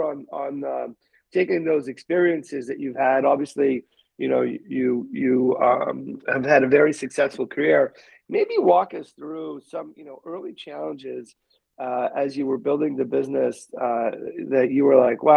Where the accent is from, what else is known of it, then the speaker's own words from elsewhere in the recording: Canada; now in United States; I'm from a little closer, but I'm from Canada